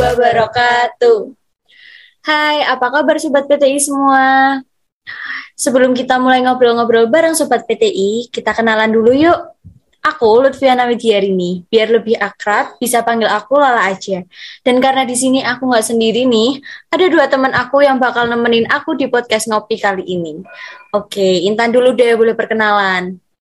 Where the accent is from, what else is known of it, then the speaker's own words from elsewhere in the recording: Klaten, Central Java, Indonesia; Asal aku dari kota yang tetanggaan deket juga nih sama Solo. Aku dari Klaten